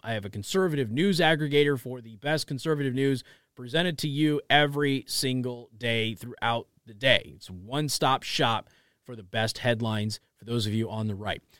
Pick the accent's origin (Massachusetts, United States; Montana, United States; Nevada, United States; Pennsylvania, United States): Nevada, United States; Las Vegas; I grew up in Las Vegas